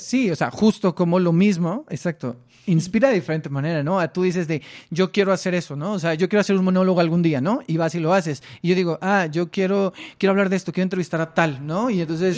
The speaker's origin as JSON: {"language": "Spanish", "town": "Mexicali", "region": "Baja California", "country": "Mexico", "tie": "born or raised there", "moved": "yes", "said": "Yo soy de Mexicali, entonces tomaba cursos allá en la Casa de la Cultura"}